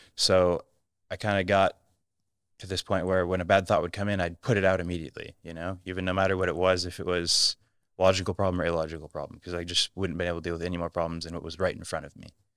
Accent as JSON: {"language": "English", "country": "United States", "moved": "yes", "said": "I'm American"}